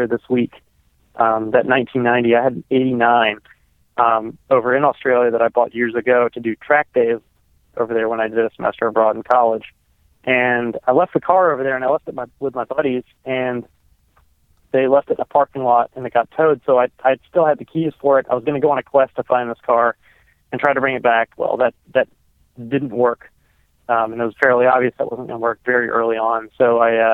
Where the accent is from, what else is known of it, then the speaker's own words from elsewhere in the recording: North Carolina, United States; now in Charleston, United States; I was born in North Carolina.